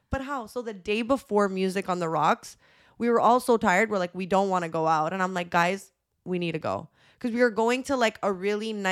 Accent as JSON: {"language": "English", "town": "Montreal", "region": "Quebec", "country": "Canada", "said": "we're from Montreal."}